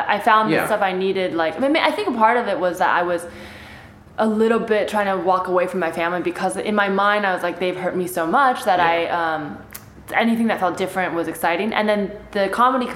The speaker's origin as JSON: {"language": "English", "area": "the Bay Area", "region": "California", "country": "United States", "tie": "born or raised there", "first_language": "Chinese", "second_language": "English", "said": "I grew up in the Bay where it was like kind of like such a mix"}